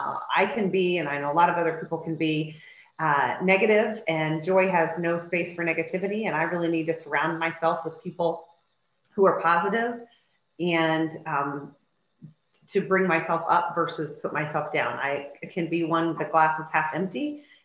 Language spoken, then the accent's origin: English; Boone County, Indiana, United States; moved away; also born or lived in Atlanta / Florida; I was born in Boone County, and I came to work with the club about 2.5 years ago